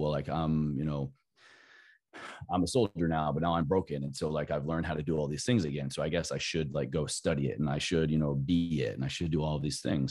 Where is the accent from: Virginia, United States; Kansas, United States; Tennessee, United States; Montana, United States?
Virginia, United States; Southwest; growing up in Southwest Virginia in the Bible Belt